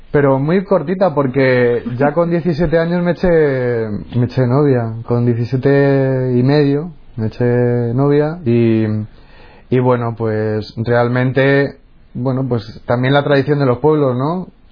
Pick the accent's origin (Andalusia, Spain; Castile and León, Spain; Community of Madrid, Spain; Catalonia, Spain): Community of Madrid, Spain; Móstoles; Yo nací en Madrid y pasé mi infancia en Móstoles, que es una ciudad dormitorio de Madrid.